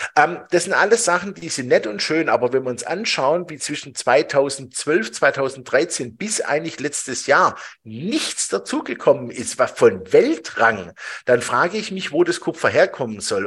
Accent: Switzerland; bei uns in der Schweiz

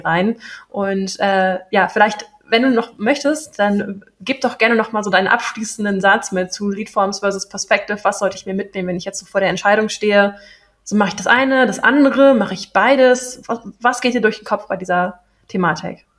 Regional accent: Berlin, Germany; moved away; ich bin in Berlin geboren, ich komme aus Berlin

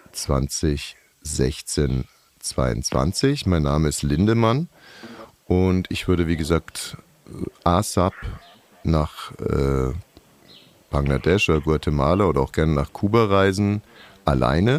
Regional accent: West Germany, Germany; ich komme aus dem Westen

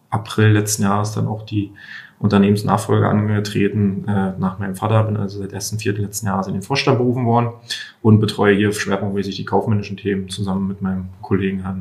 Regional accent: Köpenick, Berlin, Germany; Und ähm, ich komme persönlich komme aus Köpenick. Da ist trotzdem eher ja, Einfamilien, Idylle, Grün

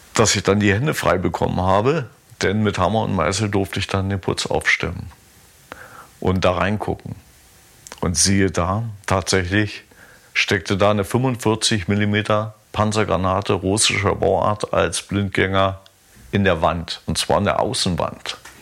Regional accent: Pritzwalk, Brandenburg, Germany; bin ich da nach Pritzwald gefahren. War auch mal ganz angenehm, weil das meine Geburtsstadt ist

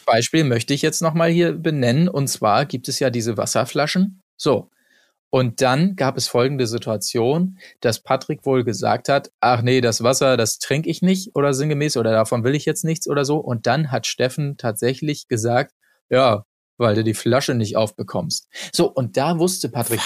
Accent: Hamburg, Germany; wir sind halt auch Hamburger

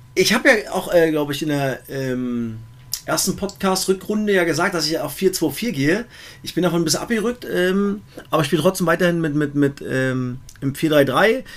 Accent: East Germany, Germany; Ich bin halt auch ein Ossi

